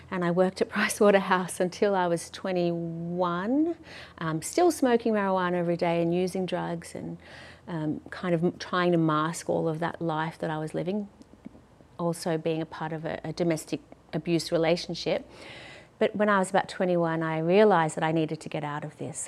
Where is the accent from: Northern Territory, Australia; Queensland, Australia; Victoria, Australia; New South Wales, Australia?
Victoria, Australia; Melbourne; also born or lived in London; I grew up in St Kilda yep. with my mum